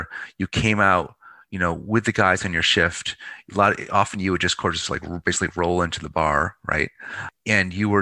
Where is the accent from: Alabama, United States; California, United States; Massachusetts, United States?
Massachusetts, United States; Pittsfield; now in Baltimore, United States; my hometown of Pittsfield, Mass, you know, GE town, former GE town, Western Mass